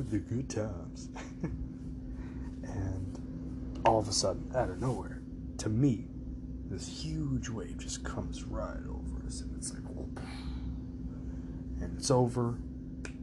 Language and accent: English; Panama City Beach, Florida, United States; I was born in Panama City Beach, Florida, October 16th, 2001.